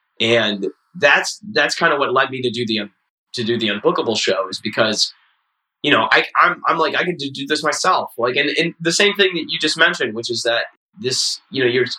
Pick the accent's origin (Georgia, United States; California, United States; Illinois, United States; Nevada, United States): Illinois, United States; Chicago; well, I'm actually from Chicago.